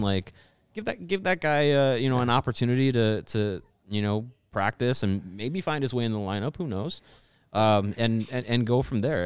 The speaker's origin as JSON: {"language": "English", "region": "Wisconsin", "country": "United States", "tie": "born or raised there"}